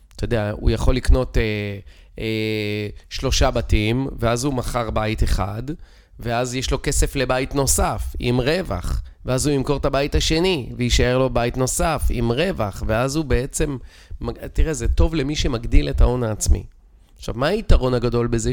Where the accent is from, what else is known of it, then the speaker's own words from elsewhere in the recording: Israel; אנחנו כישראלים